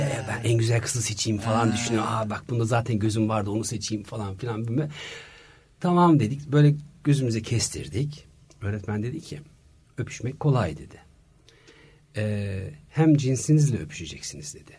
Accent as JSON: {"language": "Turkish", "country": "Germany", "tie": "born or raised there", "moved": "as an adult", "lives_now": "Turkey", "said": "3 yaşımda Almanya'ya gittik ailemle. Orada anaokulundan bütün işte okul hayatıma, konservatuvar hayatıma, tiyatrolara, işte e, iş hayatıma derken e, 33 yıl Almanya'da yaşadım"}